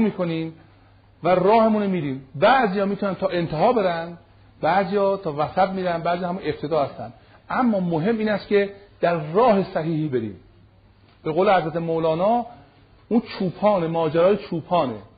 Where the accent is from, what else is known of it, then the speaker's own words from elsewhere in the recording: Iran; من ایرانی هستم ریشه و بنم ایرانیه